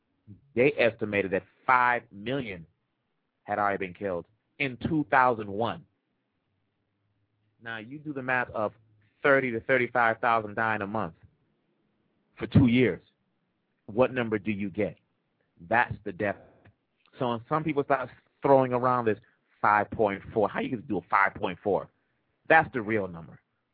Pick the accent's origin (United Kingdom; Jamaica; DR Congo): DR Congo; moved away; I was born in Congo.